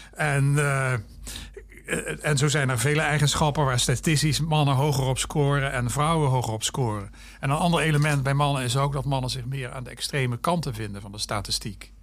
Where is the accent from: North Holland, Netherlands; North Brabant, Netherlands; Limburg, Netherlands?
Limburg, Netherlands; Maastricht; moved away as an adult; also born or lived in Groningen; Ik kom ook uit Maastricht